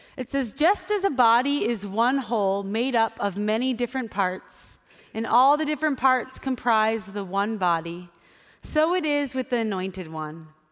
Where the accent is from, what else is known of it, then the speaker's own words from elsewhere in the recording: Wisconsin, United States; I grew up in Wisconsin, so it was cold during the winter